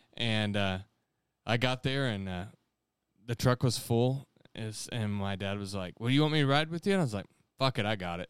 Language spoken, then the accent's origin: English; Conway Springs, Kansas, United States; he lives in Conway Springs, my hometown.